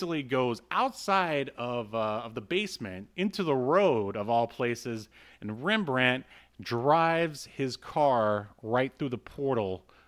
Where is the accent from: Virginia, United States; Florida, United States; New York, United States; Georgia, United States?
Florida, United States; I don't know. We're from Florida. What do you want?